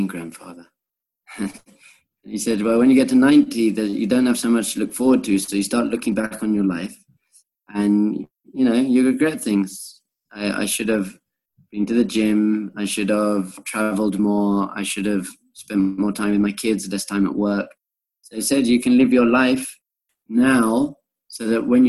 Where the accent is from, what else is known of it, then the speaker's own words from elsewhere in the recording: England, United Kingdom; moved away as an adult; also born or lived in Korea / Thailand; I was born in England, and I went to Manchester University